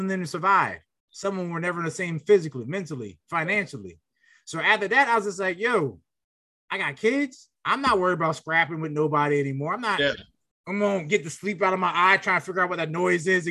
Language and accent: English; Philadelphia, Pennsylvania, United States; I was very anti-gun growing up in Philly